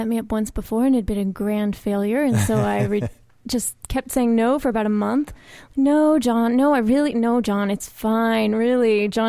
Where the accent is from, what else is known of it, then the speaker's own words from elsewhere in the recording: Huntington Beach, California, United States; also born or lived in Santa Barbara; I grew up in Huntington Beach. My parents still live there.